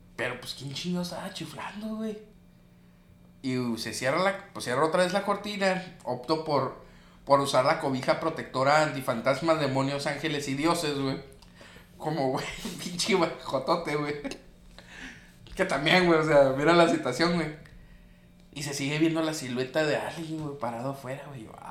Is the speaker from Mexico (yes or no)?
yes; Sinaloa, Mexico; Somos de Sinaloa